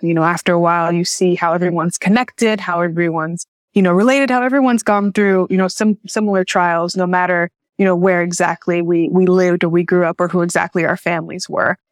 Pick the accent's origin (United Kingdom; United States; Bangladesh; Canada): United States; Jackson, Tennessee; moved away as an adult; also born or lived in Chicago; I was born and raised in Jackson, Tennessee